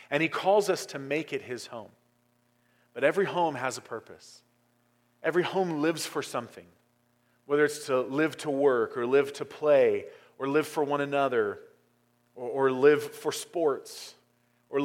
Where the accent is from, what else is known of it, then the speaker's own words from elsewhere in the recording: United States; I'm an American